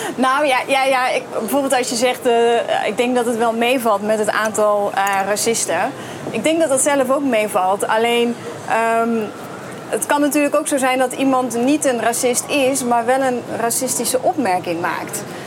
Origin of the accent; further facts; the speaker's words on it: Veghel, North Brabant, Netherlands; moved away; ik kom zelf uit Veghel